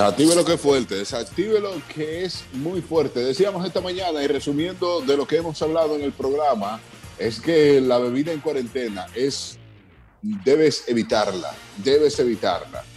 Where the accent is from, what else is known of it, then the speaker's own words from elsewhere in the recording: Dominican Republic; soy dominicano